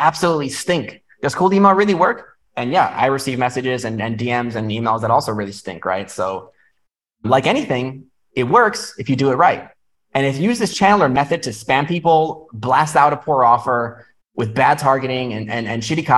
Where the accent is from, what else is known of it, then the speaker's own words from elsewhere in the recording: New York, United States; moved away as an adult; now in Vietnam; I'm from New York